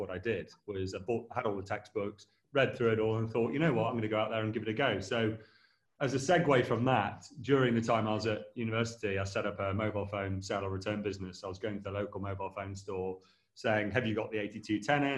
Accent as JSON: {"language": "English", "town": "Derby", "region": "East Midlands", "country": "United Kingdom", "also_born_or_lived": "Sheffield", "moved": "yes", "said": "I'm originally from Derby."}